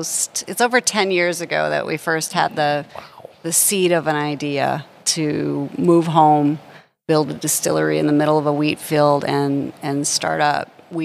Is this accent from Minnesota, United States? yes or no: yes; Hallock, Minnesota, United States; also born or lived in St. Paul, Minnesota; I was a city girl. I grew up in Hallock.